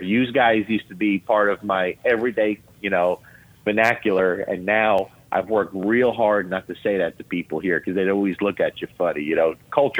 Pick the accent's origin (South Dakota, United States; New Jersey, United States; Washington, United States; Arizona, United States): New Jersey, United States; Lodi; accent: Jersey accent; now in Kentucky, United States; I'm born and raised in Lodi, New Jersey, okay? Bergen County, New Jersey. People down here, I've been here 20 years now, over 20 years in Kentucky. People down here still think I have a Jersey accent.